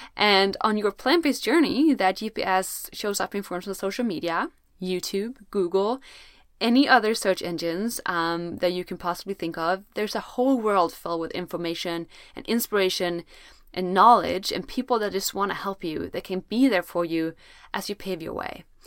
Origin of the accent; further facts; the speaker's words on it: Sweden; I'm from Sweden, where it's usually very cold